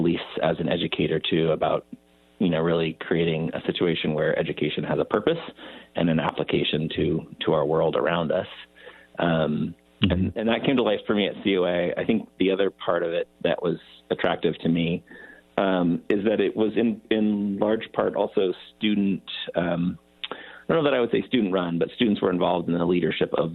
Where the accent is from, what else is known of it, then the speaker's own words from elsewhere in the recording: San Juan Ridge, California, United States; also born or lived in Bar Harbor, Maine; I love growing up on the San Juan Ridge